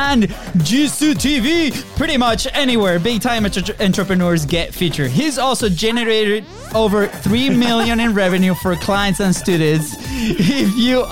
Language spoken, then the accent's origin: English; Venezuela; moved away; we come from Venezuela